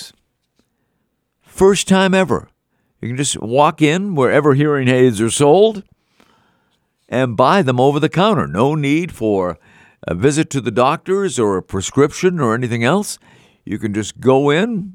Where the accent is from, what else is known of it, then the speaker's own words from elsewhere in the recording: Melrose, Massachusetts, United States; Melrose, Massachusetts, my hometown